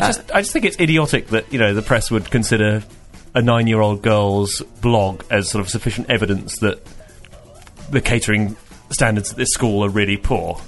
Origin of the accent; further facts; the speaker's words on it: Reading, South East England, United Kingdom; moved away; I'm from Reading uh, originally